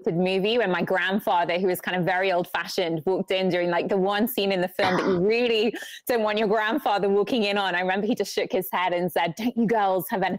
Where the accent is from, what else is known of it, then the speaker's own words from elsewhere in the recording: England, United Kingdom; moved away as an adult; now in Atlanta, United States; I'm from England